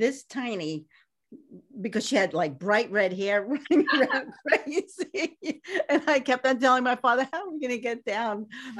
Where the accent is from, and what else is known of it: New York City, New York, United States; born or raised there